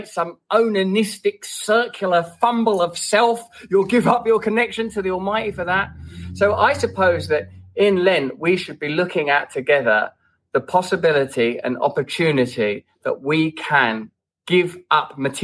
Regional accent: England, United Kingdom; as an Englishman

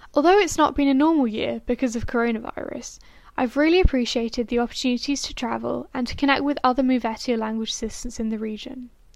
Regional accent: Glasgow, Scotland, United Kingdom; moved away as an adult; now in St Gallen, Switzerland; I'm from Glasgow, Scotland

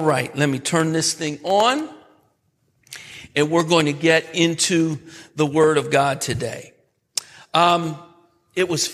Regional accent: New York, United States; I'm from New York. So the big city for me was Syracuse

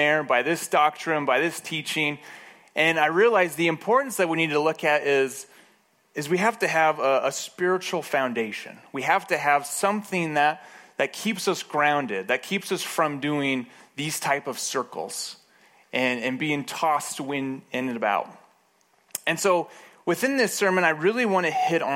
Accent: Moab, Utah, United States; I grew up in Moab

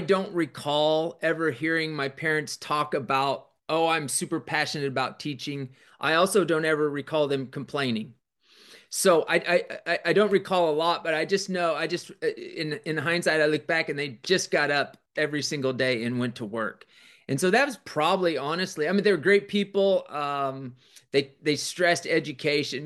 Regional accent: Kansas, United States; also born or lived in Denver, Colorado; I was born in Denver, but I, I lived there such a short time. But my dad coached and taught. My mom was a teacher. And then when we went to Kansas

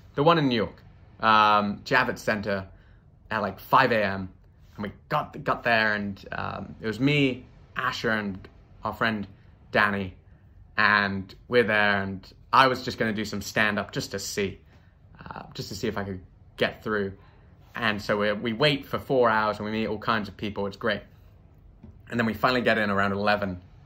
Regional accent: United Kingdom; now in United States; as a Brit

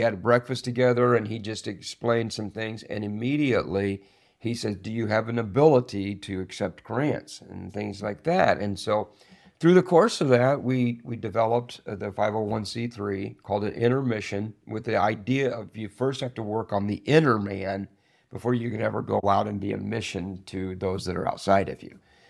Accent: Springfield, Missouri, United States; Springfield, Missouri.

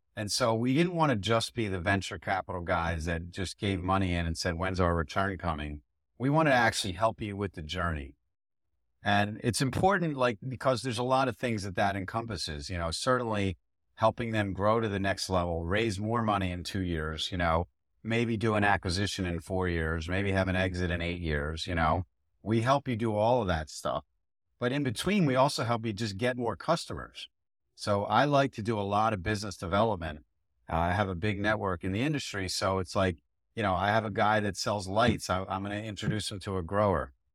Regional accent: Philadelphia, Pennsylvania, United States; I grew up in Philadelphia in the suburbs

